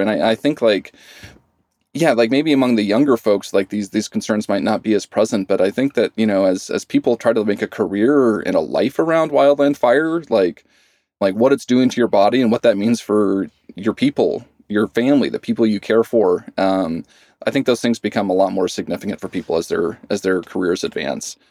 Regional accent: Idaho, United States; moved away as an adult; I grew up in Idaho

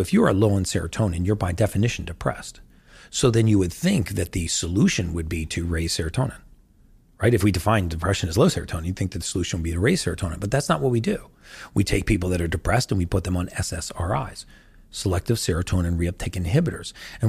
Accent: United States; I know you guys don't have Thanksgiving in the UK, but I'm from America.

